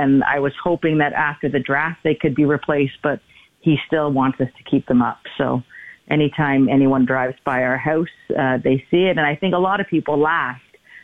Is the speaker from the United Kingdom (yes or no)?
no; Toronto, Ontario, Canada; growing up in Toronto